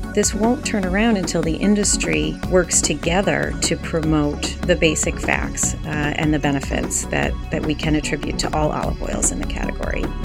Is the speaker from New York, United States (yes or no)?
yes; Rome, New York, United States; I am from Rome, New York.